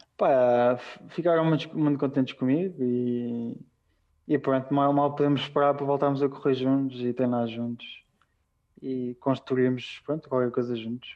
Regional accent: A dos Francos, Leiria District, Portugal; moved away as an adult; now in Andorra; foi aí que eu cresci, foi com aquelas pessoas que eu cresci

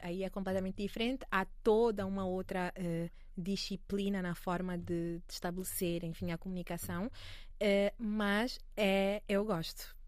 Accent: Angola; also born or lived in Paris, France; now in Lisbon, Portugal; para mim que sou angolana

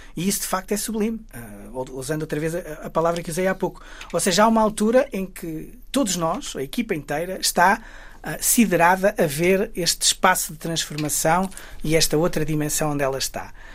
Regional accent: Guimarães, Norte, Portugal; Eu sou, sou, sou de Guimarães, sou do Entre Douro e Minho

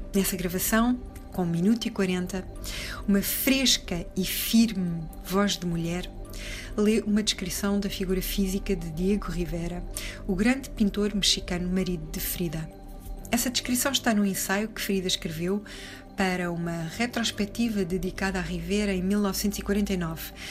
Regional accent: Portugal; sendo portugueses

